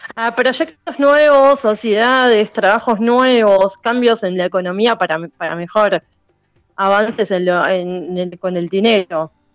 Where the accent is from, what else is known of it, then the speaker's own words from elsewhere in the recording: Buenos Aires, Argentina; soy de Buenos Aires, de Capital Federal